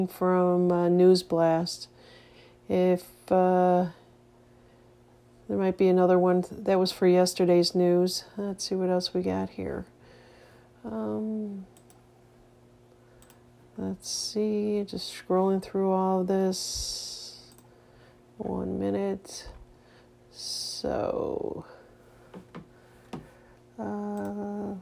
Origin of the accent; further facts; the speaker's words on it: Bella Vista, Arkansas, United States; I'm from Bella Vista, Arkansas